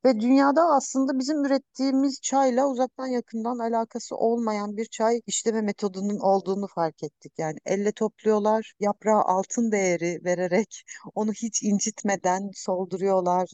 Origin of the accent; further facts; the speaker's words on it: Karabük, Karabük Province, Turkey; also born or lived in Ankara / İzmir / Hemşin; now in Hopa, Turkey; Karabük'te doğdum, sonra Ankara'da eğitim gördüm, orada çalıştım